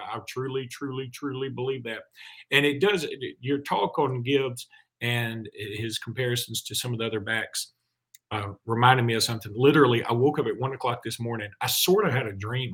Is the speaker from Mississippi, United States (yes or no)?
no; Alexander City, Alabama, United States; my hometown of Alexander City